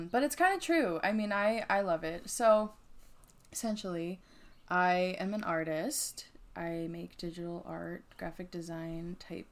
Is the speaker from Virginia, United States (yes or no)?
no; New Jersey, United States; we are from New Jersey, so that's, like, our hometown